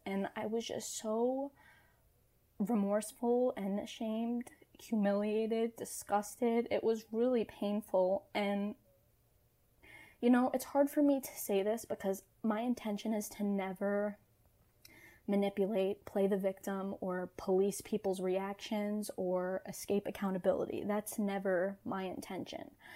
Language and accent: English; New York City, New York, United States; I was born and raised in New York, so this this slang and vernacular that I was using, I grew up around.